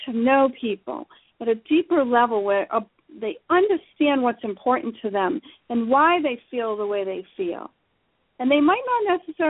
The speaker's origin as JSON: {"language": "English", "region": "Rhode Island", "country": "United States", "said": "I come from Rhode Island on the east coast of the United States, one of the loud Italians and the crazy Irish people live. And I kind of grew up in an unfiltered environment"}